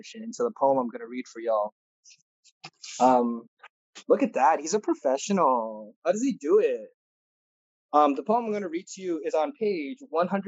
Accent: California, United States; how blessed I am to have grown up and lived here

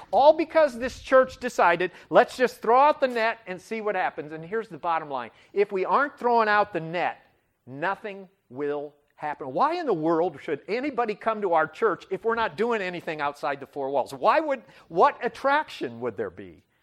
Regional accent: Butte, Nebraska, United States; moved away; I grew up in Butte, Nebraska, population five hundred and twenty.

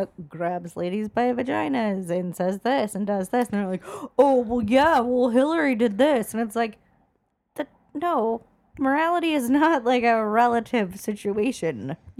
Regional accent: Los Angeles, California, United States; we're both from Los Angeles.

